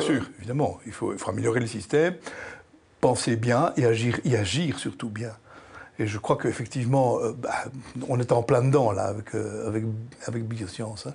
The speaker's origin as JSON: {"language": "French", "country": "Belgium", "said": "Je suis belge, profondément belge"}